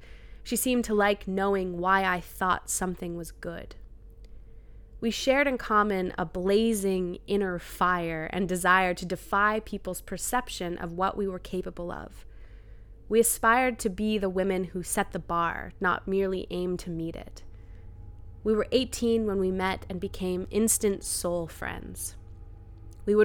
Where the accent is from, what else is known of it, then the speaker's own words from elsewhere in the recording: New Brunswick, Canada; I grew up in New Brunswick. I had never met someone who went to a private school.